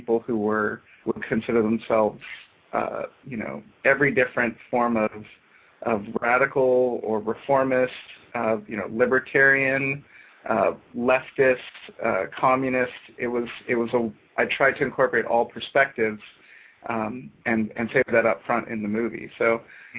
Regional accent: United States; growing up in America

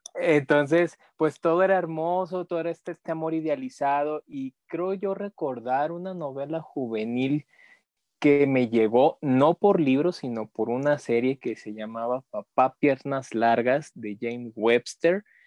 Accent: Mexico; como mexicanos

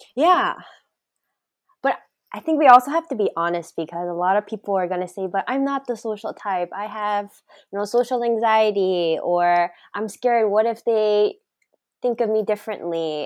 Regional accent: the South, United States; I'm from the South

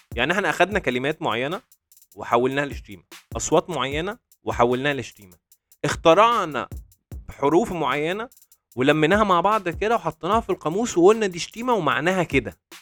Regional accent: Egypt; moved away as an adult; now in Dubai, United Arab Emirates; احنا كمصريين

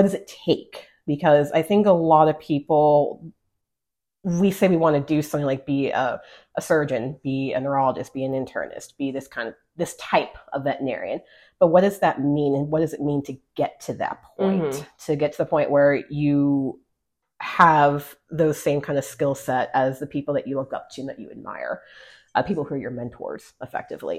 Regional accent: El Paso, Texas, United States; moved away as an adult; I grew up in Texas. I'm from El Paso originally, grew up in our regional community that we call home. And that was my home for well over 20 plus years.

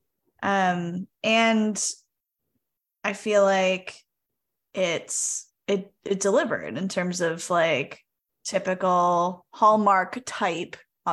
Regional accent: New England, United States; we're both from New England

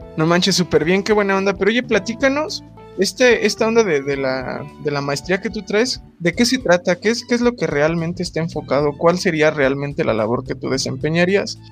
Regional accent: Acámbaro, Guanajuato, Mexico; also born or lived in Toluca; yo también llegué de Acambar, güey, con mis bolsas de pan y así, todo pueblerino

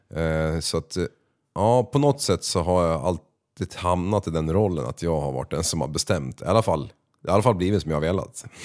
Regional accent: Västerås, Västmanland, Sweden; jag är född i Västerås eh, eh, och uppvuxen på ett område som heter

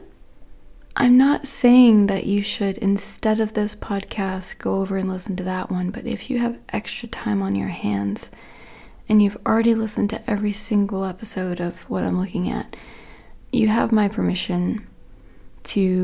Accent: Florida, United States; I grew up in Florida

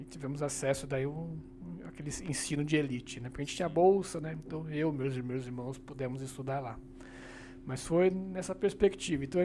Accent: Brazil; Sou, sou, sou do interior aqui do lado, né? Sou, sou de Bragança. Ah, né? Bragança, Então, É, é, então eu cresci aí naquela vida de cidade pequena

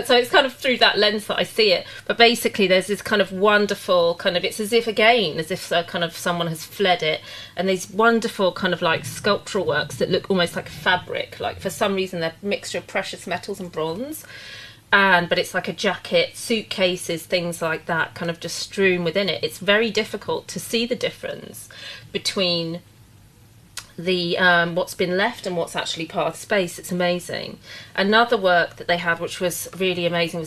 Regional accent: London, United Kingdom; also born or lived in Suffolk; I grew up in London, my grandparents always lived there

